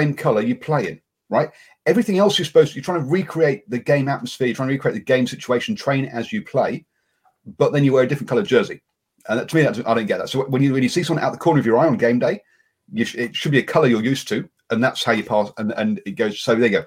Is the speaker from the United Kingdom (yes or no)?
yes; England, United Kingdom; I'm being an Englishman